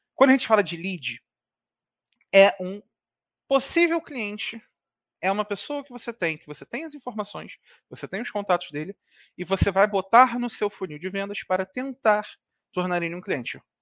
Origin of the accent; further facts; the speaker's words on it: Rio de Janeiro, Brazil; Eu sou aqui do Rio de Janeiro